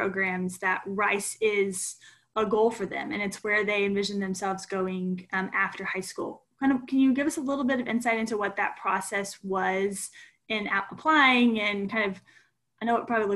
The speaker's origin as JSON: {"language": "English", "town": "Conroe", "region": "Texas", "country": "United States", "tie": "born or raised there", "said": "I myself graduated from there"}